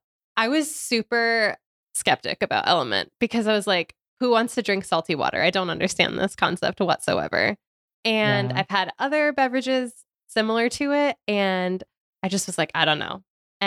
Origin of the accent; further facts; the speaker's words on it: Ohio, United States; I'm from Ohio.